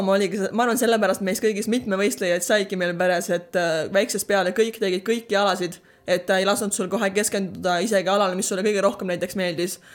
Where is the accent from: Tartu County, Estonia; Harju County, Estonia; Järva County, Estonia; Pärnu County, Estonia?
Järva County, Estonia; Särevere; moved away as an adult; also born or lived in Paide / Türi / Orlando, United States; now in Houston, United States; sündisin Paides üles kasvasin paar aastat Türil ja siis, kui äh, kooli läksin, siis kolisime Säreverre, kus mu vanemad elavad siiani.